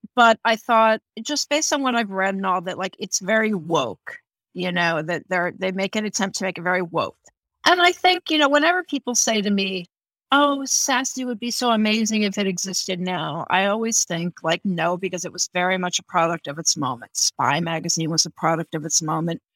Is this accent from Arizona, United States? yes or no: no; Houston, Texas, United States; I grew up in Texas